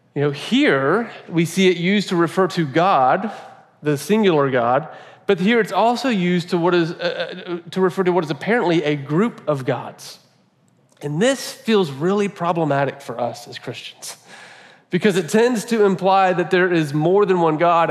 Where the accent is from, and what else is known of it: United States